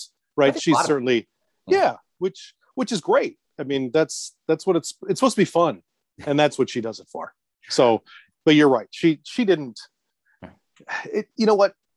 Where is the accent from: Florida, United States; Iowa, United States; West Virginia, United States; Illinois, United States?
Illinois, United States; Plainfield; moved away as an adult; also born or lived in Joliet, Illinois / New York; I was born in Joliet, Illinois, which I don't know if you know it because you've been here, but we're about 45 minutes southwest of Chicago. So I was raised in Plainfield